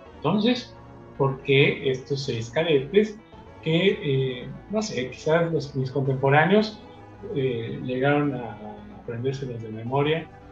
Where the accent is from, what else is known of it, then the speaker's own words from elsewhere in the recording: Mexico; nosotros como mexicanos